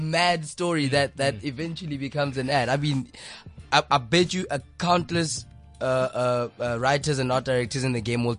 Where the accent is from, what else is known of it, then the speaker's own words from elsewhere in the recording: Polokwane, Limpopo, South Africa; moved away; I'm from Polokwane, Flora Park.